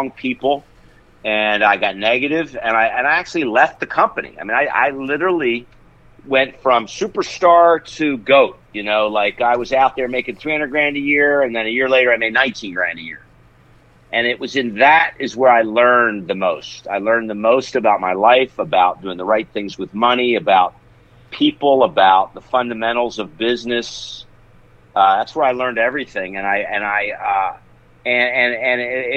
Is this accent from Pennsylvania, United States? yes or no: yes; Philadelphia, Pennsylvania, United States; moved away as an adult; also born or lived in Tampa, Florida; I was from Philly